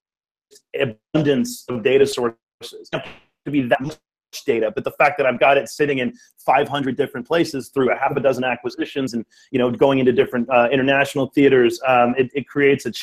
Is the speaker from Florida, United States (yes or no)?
no; Richmond, California, United States; I grew up here in the Bay Area in the East Bay in Richmond